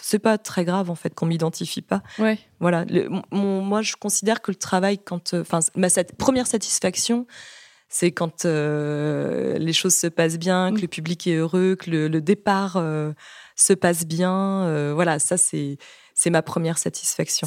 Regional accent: Brittany, France; je suis bretonne

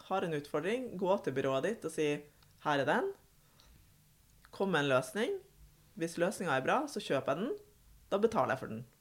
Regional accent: Bodø, Nordland, Norway; Jeg er jo, eh, som dere hører, fra nord. Jeg er fra Bodø, men har et småbruk i Lofoten.

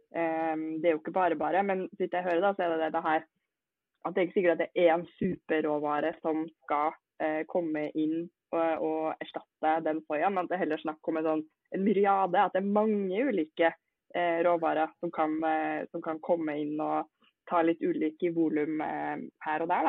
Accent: Norway; vi er jo nordmenn

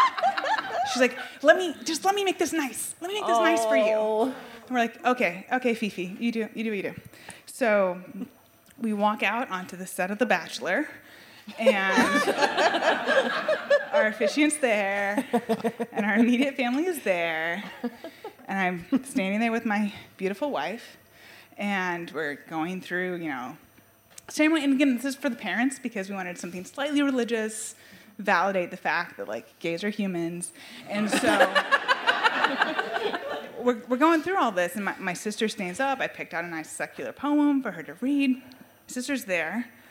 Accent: Chicago, Illinois, United States; we're from Chicago

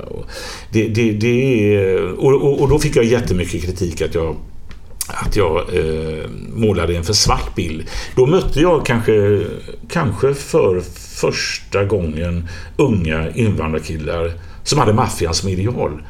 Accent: Gothenburg, Västra Götaland, Sweden; när jag växte upp till exempel i Biskopsgården

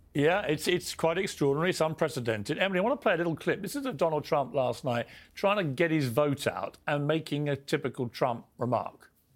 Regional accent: United Kingdom; as a Brit from across the pond

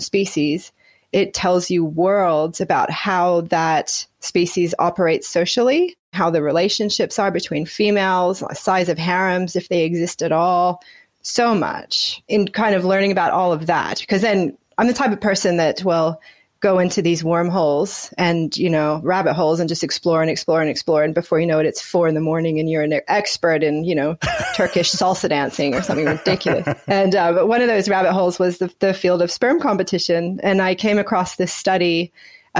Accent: Washington, United States; moved away as an adult; now in Gold Coast, Australia; I grew up in Washington State in the Pacific Northwest

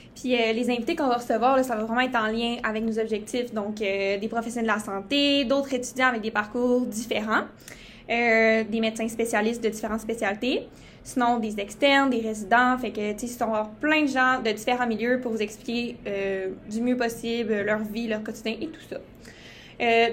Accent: Quebec, Canada; je viens du Saguenay-Lac-Saint-Jean

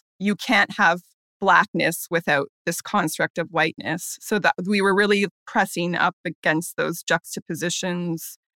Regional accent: Canada; now in New York, United States; We're originally from Canada, so that's where we trained before coming to New York.

